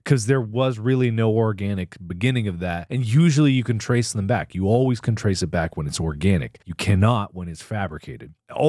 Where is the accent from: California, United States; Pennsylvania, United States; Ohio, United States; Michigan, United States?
Ohio, United States; Cincinnati; I grew up in Cincinnati